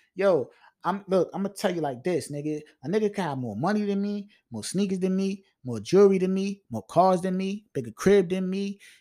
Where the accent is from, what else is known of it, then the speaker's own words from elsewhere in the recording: Long Island, New York, United States; I'm from L I, man. And, and I represent that.